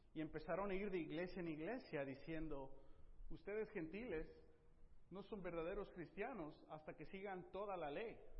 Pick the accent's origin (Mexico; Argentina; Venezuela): Mexico; Tepic, Nayarit; moved away; yo crecí en Tepic